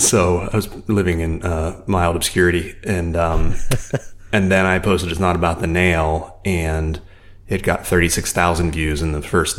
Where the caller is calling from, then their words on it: San Francisco, California, United States; San Francisco.